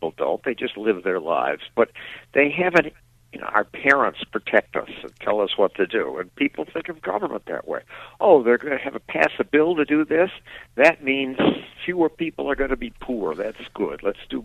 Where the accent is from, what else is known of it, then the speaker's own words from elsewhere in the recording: near Chicago, Illinois, United States; moved away as an adult; also born or lived in Portland, Oregon; I grew up in near Chicago, and it's got much better weather